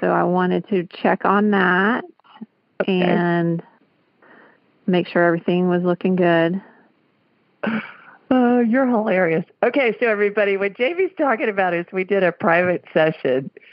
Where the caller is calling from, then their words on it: Augusta, Georgia, United States; I'm calling from Augusta, Georgia.